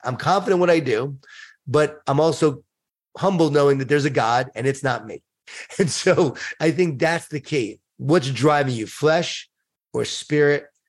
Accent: Long Island, New York, United States; I grew up in Long Island, New York

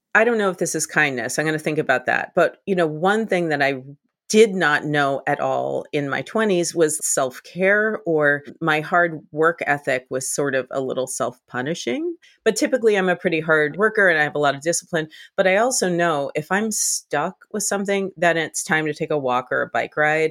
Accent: Boston, Massachusetts, United States; born or raised there; moved away

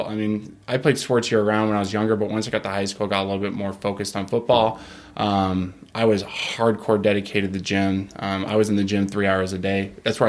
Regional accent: Simi Valley, California, United States; So I'm from California.

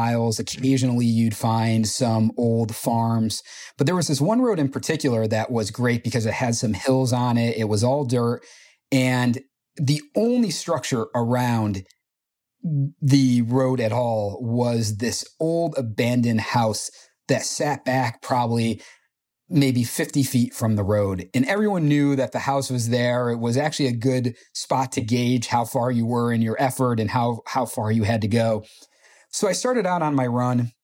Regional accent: New York, United States; also born or lived in Potsdam, New York; from New York

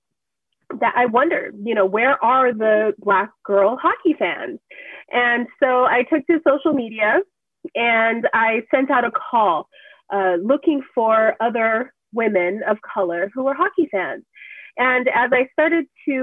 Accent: Southern California, United States; I am from Southern California

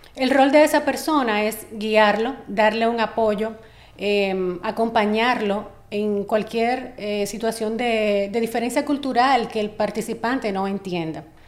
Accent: Dominican Republic; como dominicana o dominicana

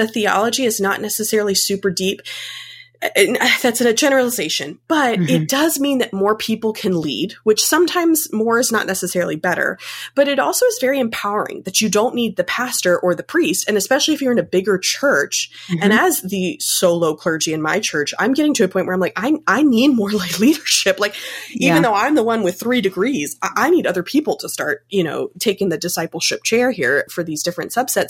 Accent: Chapel Hill, North Carolina, United States; I grew up in Chapel Hill

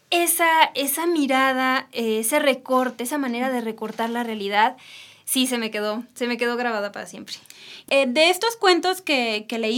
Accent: Jalisco, Mexico; soy de Jalisco.

